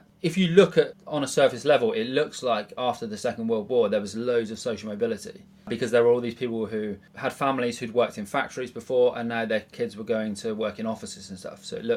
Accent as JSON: {"language": "English", "town": "Bridgwater", "region": "South West England", "country": "United Kingdom", "tie": "born or raised there", "moved": "as an adult", "lives_now": "London, United Kingdom", "said": "I was born in Bridgewater. It's like a working class kind of outpost in Somerset"}